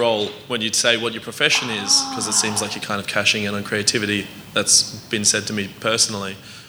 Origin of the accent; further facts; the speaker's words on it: Australia; I'm from Australia, in case you can't tell from my really gruff-sounding voice.